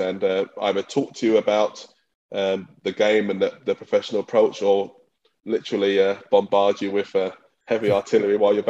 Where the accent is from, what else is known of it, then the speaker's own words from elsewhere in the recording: London, United Kingdom; So I was raised by my mother in East London. And growing up, I played, when you were in East London, I grew up in Newham.